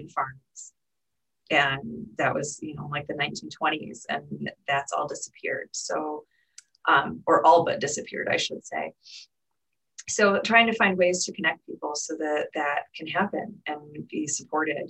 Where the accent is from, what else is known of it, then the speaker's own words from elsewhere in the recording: Michigan, United States; We are both from Michigan, so we have a lot of connections here.